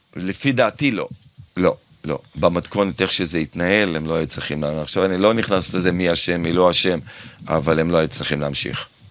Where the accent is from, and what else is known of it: Kfar Saba, Central District, Israel; born or raised there; now in Herzliya, Israel